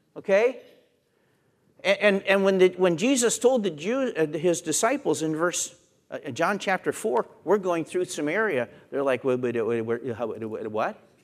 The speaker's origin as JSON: {"language": "English", "region": "Pennsylvania", "country": "United States", "tie": "born or raised there", "said": "Where I grew up in Pennsylvania, we told Pollock jokes"}